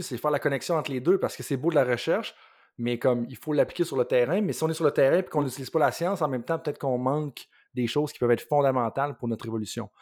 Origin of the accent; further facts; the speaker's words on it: Quebec, Canada; en tant que Québécois